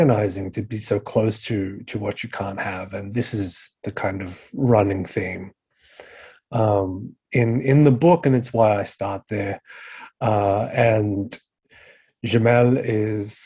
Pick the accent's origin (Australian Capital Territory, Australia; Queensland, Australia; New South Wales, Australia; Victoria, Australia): New South Wales, Australia; Sydney; I was born and raised in Western Sydney, in Liverpool, around Casula, Lanier, Warwick Farm areas